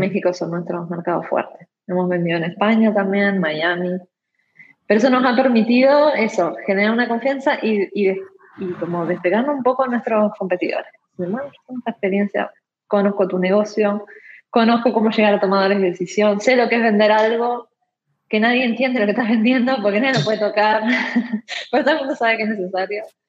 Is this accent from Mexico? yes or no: no; Uruguay; yo soy uruguaya, estudié en Uruguay